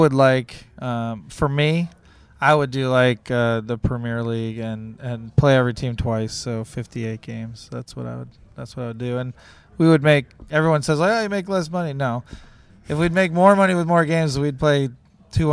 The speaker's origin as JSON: {"language": "English", "region": "Wisconsin", "country": "United States", "tie": "born or raised there", "also_born_or_lived": "Ohio", "moved": "yes", "said": "I was born in Wisconsin"}